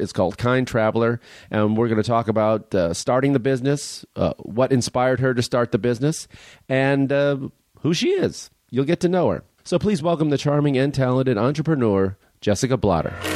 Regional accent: Chicago, Illinois, United States; where I grew up in Chicago

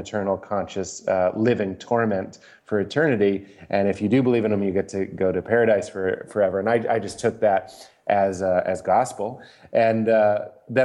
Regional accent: Lexington, Massachusetts, United States; born or raised there

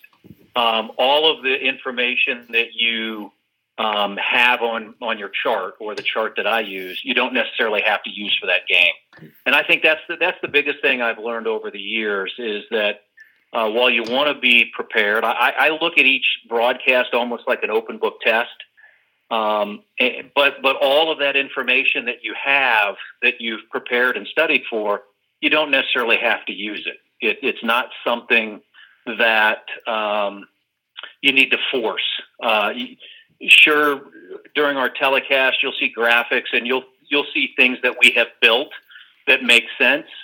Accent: central Indiana, United States; also born or lived in Westfield, Indiana; I moved to Westfield when I was a high school junior. So I've been in the central Indiana area for more than 40 years

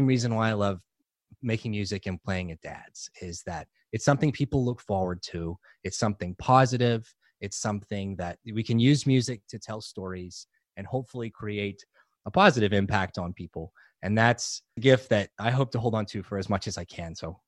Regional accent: New Orleans, Louisiana, United States; moved away; I grew up in New Orleans. So I love New Orleans. I love New Orleans culture. I love the music. I grew up eating and singing and with a big Italian family in New Orleans.

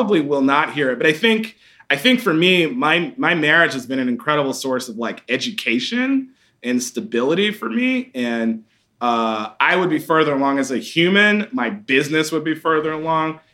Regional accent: Atlanta, Georgia, United States; growing up in Atlanta

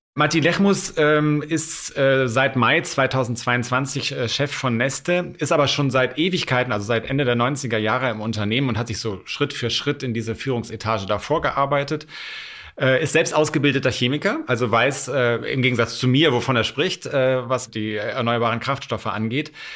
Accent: Rhineland, Germany; ich aus dem Rheinland komme

